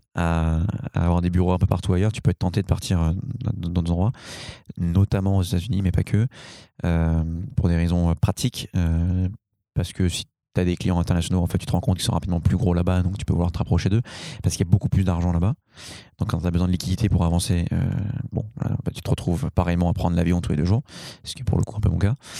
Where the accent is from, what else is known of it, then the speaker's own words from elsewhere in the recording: Paris, Île-de-France, France; moi je suis parisien, parisien, hein, donc euh, c'est mon village